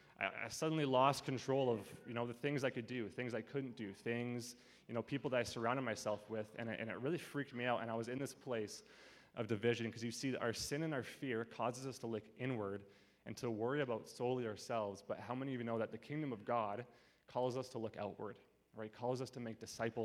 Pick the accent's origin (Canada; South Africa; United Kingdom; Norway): Canada; Abbotsford, British Columbia; I grew up in Abbotsford kind of my whole life.